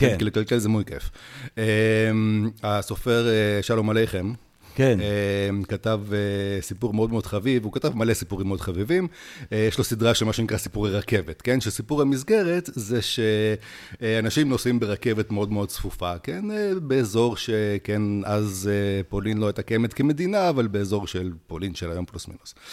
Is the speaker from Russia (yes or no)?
yes; Siberia, Russia; now in Israel; אני הגעתי מסיביר, שזה טכנית עמוק באסיה, כן?